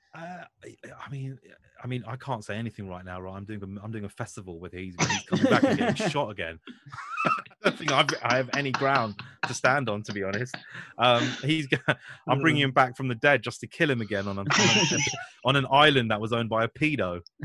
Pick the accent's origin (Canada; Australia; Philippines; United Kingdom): United Kingdom; Hounslow, London; I'm from Hounslow